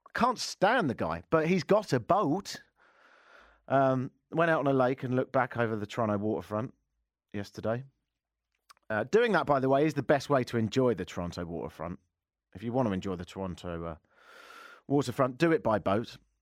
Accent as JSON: {"language": "English", "region": "England", "country": "United Kingdom", "moved": "yes", "said": "I am a global dude, hence the, uh, accent. I'm English"}